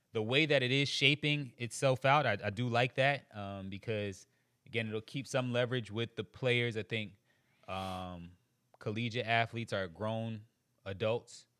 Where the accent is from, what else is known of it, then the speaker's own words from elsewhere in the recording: Charleston, South Carolina, United States; also born or lived in Queens, New York; I was born in Queens, New York, raised in Charleston, South Carolina.